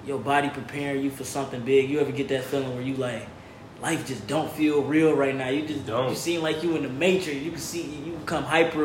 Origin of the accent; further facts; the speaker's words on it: Detroit, Michigan, United States; moved away as an adult; now in California, United States; I'm from Detroit, Michigan